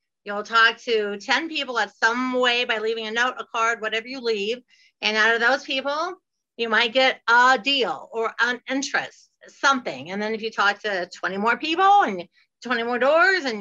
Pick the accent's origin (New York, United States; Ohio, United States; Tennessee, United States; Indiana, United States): Ohio, United States; moved away as an adult; also born or lived in Fort Lauderdale, Florida; now in Florida, United States; I'm from Ohio and I have moved all by myself to Fort Lauderdale. So I moved when I was 19 after high school